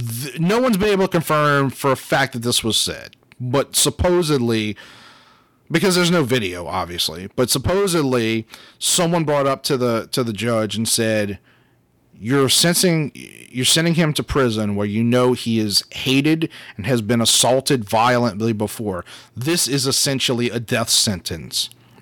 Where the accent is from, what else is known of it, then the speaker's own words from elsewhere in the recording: Louisiana, United States; And, like, look, we're We're from Southern Louisiana.